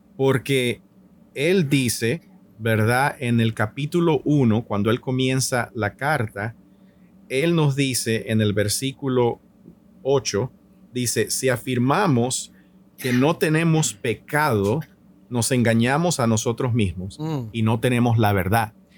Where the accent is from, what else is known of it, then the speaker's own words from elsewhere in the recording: Nicaragua; yo soy nicaragüense por nacimiento